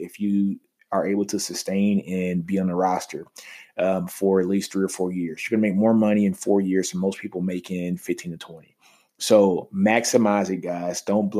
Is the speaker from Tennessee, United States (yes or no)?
no; Texas, United States; You know, I'm from Texas.